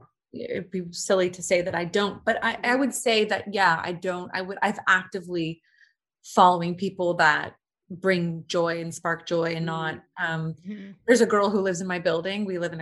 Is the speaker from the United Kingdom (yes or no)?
yes; United Kingdom; I'm British.